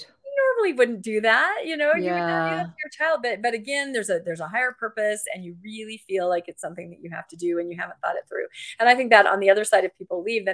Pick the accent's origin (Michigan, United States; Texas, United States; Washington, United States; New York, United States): Washington, United States; I was raised in Washington State.